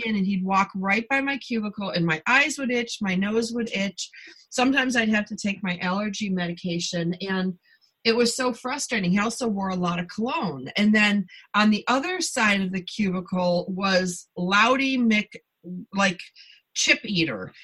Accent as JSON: {"language": "English", "town": "Buffalo", "region": "New York", "country": "United States", "also_born_or_lived": "southern Canada", "moved": "yes", "said": "I'm from Buffalo originally, and I spent a lot of time, you know, in southern Canada."}